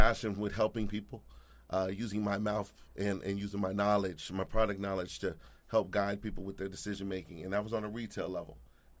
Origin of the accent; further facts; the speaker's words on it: Anchorage, Alaska, United States; moved away; I'm from Anchorage, Alaska, believe it or not.